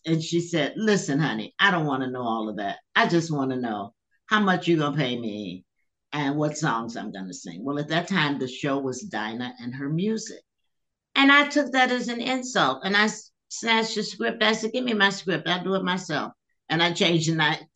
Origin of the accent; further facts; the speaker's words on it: New York, United States; now in Chicago, United States; I'm from New York.